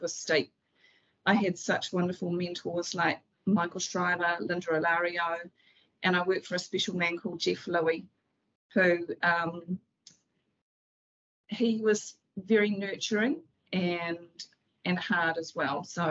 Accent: Auckland, New Zealand; also born or lived in Whitianga; Auckland is my hometown

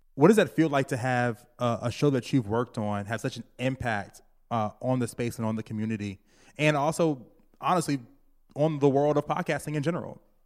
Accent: Virginia, United States; now in New York, United States; Growing up in Virginia

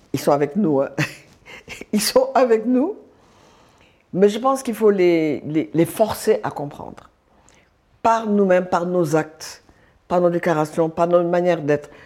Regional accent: Dakar, Senegal; je suis sénégalaise, je suis née à Dakar, j'ai grandi, je suis mariée au Sénégal

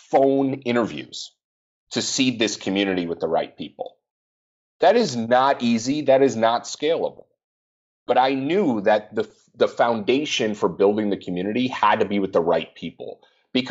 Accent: Minnesota, United States; I'm from Minnesota

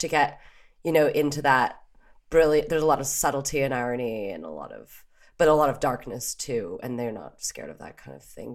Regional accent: Canada; moved away; also born or lived in Paris; we're Canadian

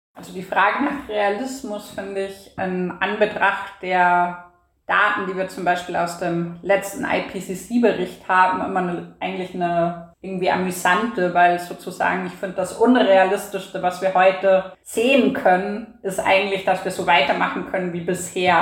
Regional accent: Bavaria, Germany; now in Vienna, Austria; im politischen Bayern, wo ich aufgewachsen bin

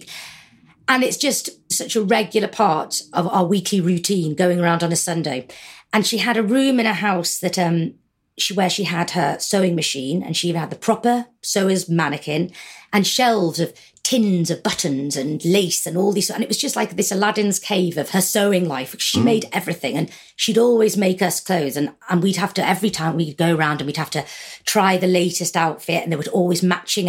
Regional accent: Formby, North West England, United Kingdom; I was brought up in Formby in Merseyside, and my mum and dad are still in the same house

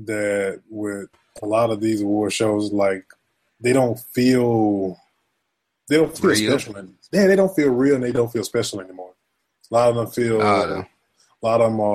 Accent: the South, United States; I grew up in the South

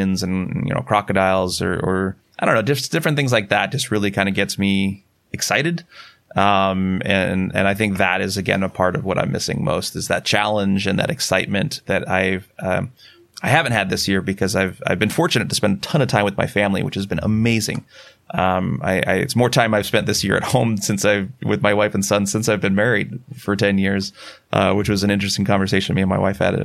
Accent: Sierra Nevada mountains around Yosemite, California, United States; moved away; also born or lived in Boulder, Colorado; I grew up in the Sierra Nevada mountains around Yosemite

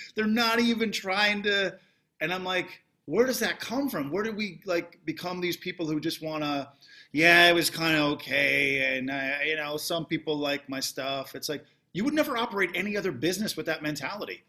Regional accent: Canada; now in United States; I am Canadian

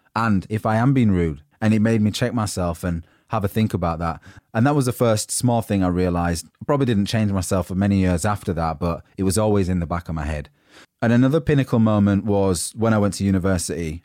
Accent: United Kingdom; accent: northern; moved away as an adult; now in London, United Kingdom; people had seen me as the grumpy northerner, and my accent was already a standout thing

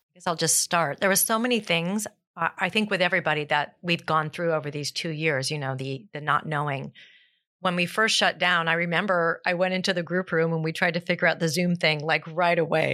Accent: South Pasadena, California, United States; I'm actually born and raised in South Pasadena, so I am a local through and through.

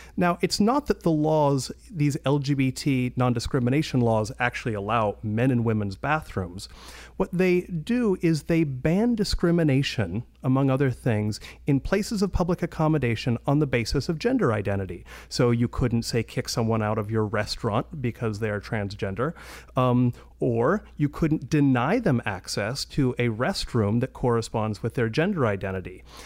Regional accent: Washington, United States; I'm from Washington State

